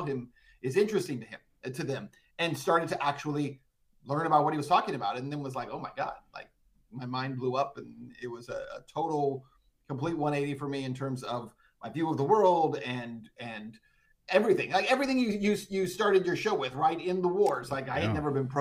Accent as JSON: {"language": "English", "area": "just outside El Paso", "region": "New Mexico", "country": "United States", "tie": "born or raised there", "moved": "yes", "said": "I was born in Texas, but I actually was raised just across the state line in New Mexico"}